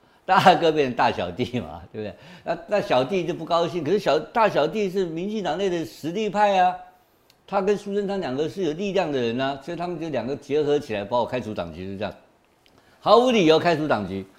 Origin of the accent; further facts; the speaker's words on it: Gangshan, Kaohsiung, Taiwan; 我呃高雄冈山生的啦，我算高雄。